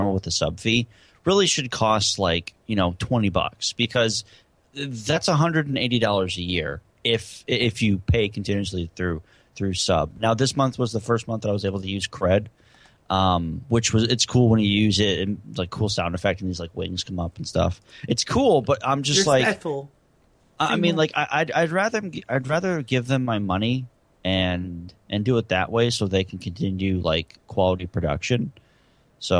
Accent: United States

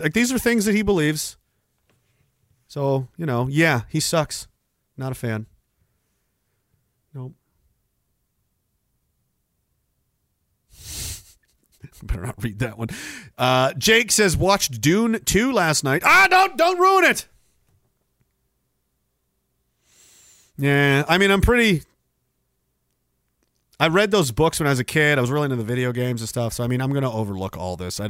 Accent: Canada; I'm a Canadian and I'm in fucking Canada

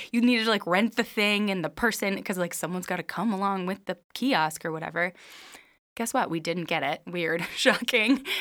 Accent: Minnesota, United States; I'm from Minnesota

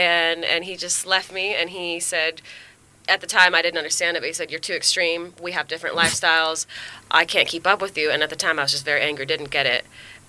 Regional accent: Oregon, United States; moved away as an adult; also born or lived in Hawaii; I'm from Oregon.

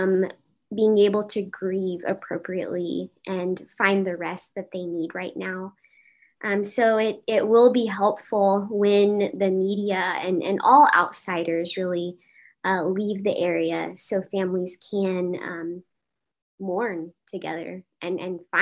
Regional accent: Uvalde, Texas, United States; moved away; I was born and raised in Uvalde, Texas

